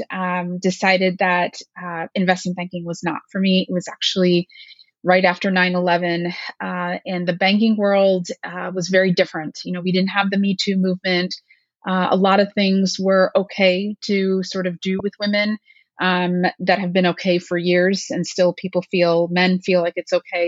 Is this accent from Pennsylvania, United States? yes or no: yes; Allentown, Pennsylvania, United States; moved away as an adult; also born or lived in Pittsburgh; I grew up in Allentown, Pennsylvania, and my parents are still local to that area